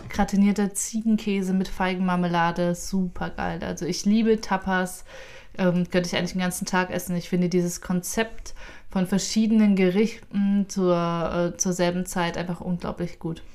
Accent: Thuringia, Germany; nach Thüringen, meine Heimat

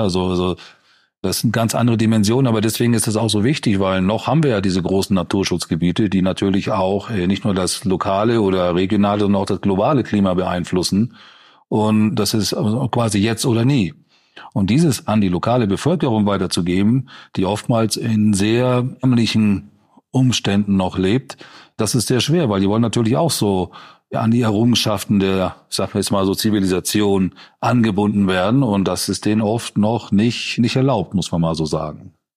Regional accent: Schleswig-Holstein, Germany; moved away; Mein Heimatbundesland Schleswig-Holstein

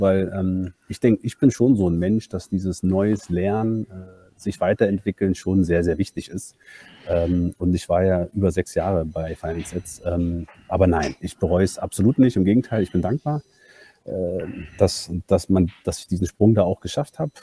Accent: Berlin, Germany; also born or lived in Hamburg; bin gebürtiger Berliner und eigentlich Banker

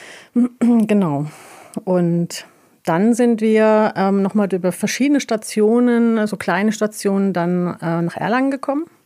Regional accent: Tabriz, East Azerbaijan, Iran; Persisch gesprochen tatsächlich, äh, beziehungsweise Azarisch. Wir kommen ähm, aus Tebris.

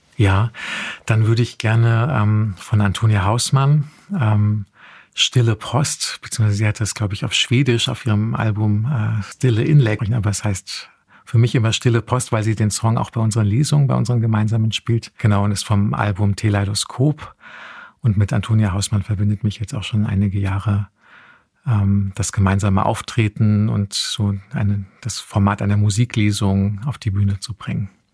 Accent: Heusenstamm, Hesse, Germany; ich bin tatsächlich in Heusenstamm aufgewachsen.

